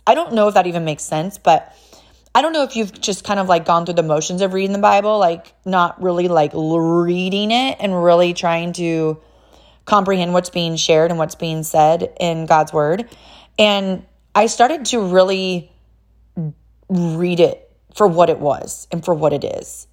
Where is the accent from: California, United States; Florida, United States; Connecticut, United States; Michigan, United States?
California, United States; now in Tennessee, United States; I'm, I'm actually from California